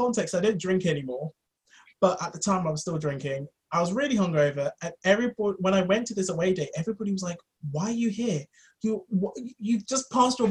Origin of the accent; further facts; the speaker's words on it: London, United Kingdom; I grew up in London